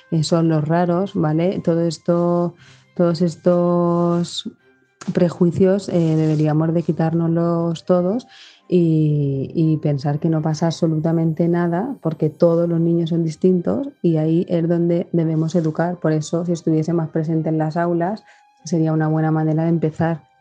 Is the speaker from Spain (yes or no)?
yes; Almansa, Castilla-La Mancha, Spain; now in Valencia, Spain; de Almansa, pero vivo en Valencia.